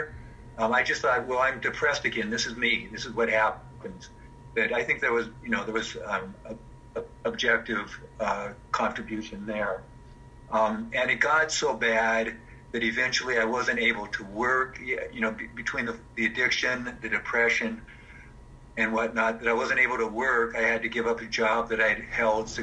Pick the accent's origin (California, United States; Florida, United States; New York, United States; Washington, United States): Washington, United States; Seattle; I'm actually sitting in the house that I grew up in Seattle